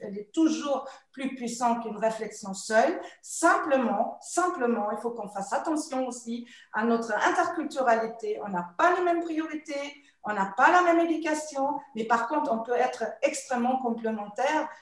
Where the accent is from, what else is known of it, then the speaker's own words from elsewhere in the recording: Germany; French is a second language; moved away as an adult; now in France; je suis née en Allemagne, euh, avec des parents allemands, avec une formation allemande